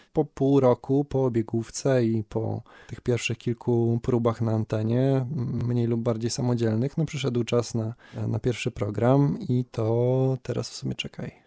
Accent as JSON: {"language": "Polish", "town": "Kędzierzyn-Koźle", "region": "Opole Voivodeship", "country": "Poland", "moved": "as an adult", "lives_now": "Wrocław, Poland", "said": "Jak ktoś pyta skąd jestem, czasem wystarczy, że powiem z Kędzierzyna"}